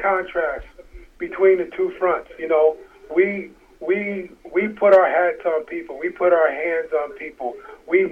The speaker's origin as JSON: {"language": "English", "area": "the Bay Area", "region": "California", "country": "United States", "moved": "yes", "lives_now": "Minnesota, United States", "said": "I'm from the Bay"}